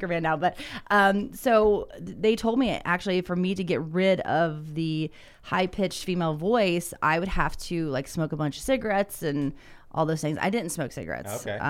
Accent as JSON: {"language": "English", "region": "Ohio", "country": "United States", "tie": "born or raised there", "said": "growing up in Southern Ohio, I said, you ain't going to go do that. I was a hillbilly."}